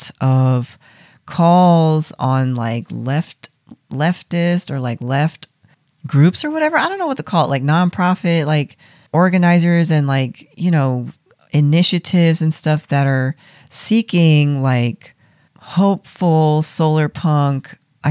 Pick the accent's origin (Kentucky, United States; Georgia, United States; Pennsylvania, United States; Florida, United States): Pennsylvania, United States; Philadelphia; I'm from Philadelphia and we're haters here.